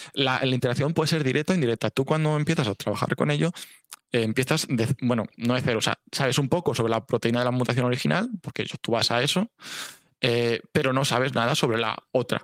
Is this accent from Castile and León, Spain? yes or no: yes; Valladolid, Castile and León, Spain; moved away as an adult; also born or lived in Salamanca / Alcalá de Henares; now in Valencia, Spain; yo soy de Valladolid.